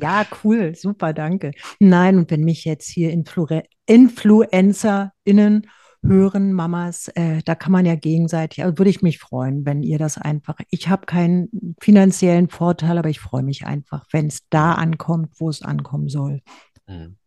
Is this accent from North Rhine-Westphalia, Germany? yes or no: no; Berlin, Germany; accent: Berliner Schnauze; also born or lived in Rheinhessen; now in Erbes-Büdesheim, Germany; ich grüße in meiner Heimat Rheinhessen mit Berliner Schnauze